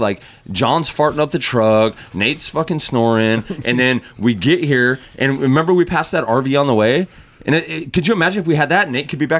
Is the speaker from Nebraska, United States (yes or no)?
no; West Virginia, United States; we're from West Virginia